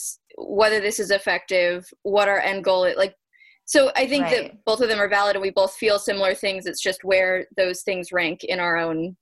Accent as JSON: {"language": "English", "country": "Ireland", "said": "ironically, because I'm the Irish one."}